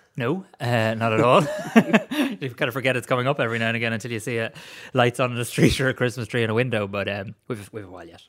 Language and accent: English; Greystones, Leinster, Ireland; I was a moody, opinionated teenager living in Greystones.